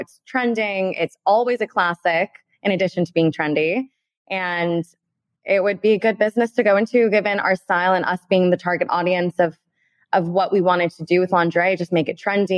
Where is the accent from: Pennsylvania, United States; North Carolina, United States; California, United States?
California, United States; Beverly Hills; we're born and raised in Beverly Hills